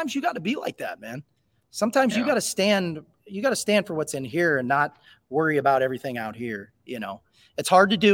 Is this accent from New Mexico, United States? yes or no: no; East Peoria, Illinois, United States; East Peoria is my hometown